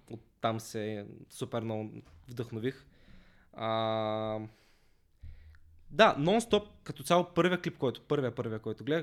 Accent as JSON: {"language": "Bulgarian", "town": "Basarbovo", "region": "Ruse Province", "country": "Bulgaria", "tie": "born or raised there", "said": "по принцип съм от Русе, а, от едно малко селце до Русе, Басарбово. Там съм израснал, а, но като цяло в Русе съм учил, така че повечето ми време съм прекарал в Русе."}